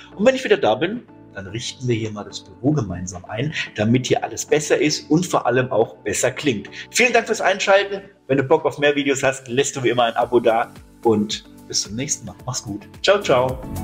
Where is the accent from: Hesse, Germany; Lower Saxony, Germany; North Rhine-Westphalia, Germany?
Hesse, Germany; bei uns in Hessen